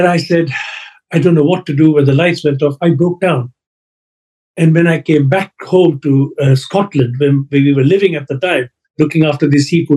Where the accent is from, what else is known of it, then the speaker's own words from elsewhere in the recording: Kenya; now in United Kingdom; I was born in Africa, in Kenya.